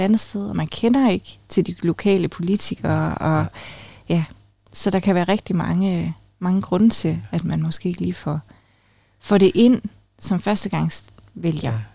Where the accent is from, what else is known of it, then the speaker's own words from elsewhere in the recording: Funen, Southern Denmark, Denmark; now in Aalborg, Denmark; jeg er jo faktisk vokset op på Fyn